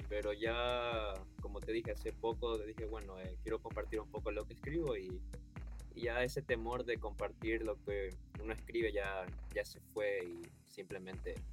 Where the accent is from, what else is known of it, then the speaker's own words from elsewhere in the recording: Guayaquil, Guayas, Ecuador; Eh, yo soy de Guayaquil, Ecuador.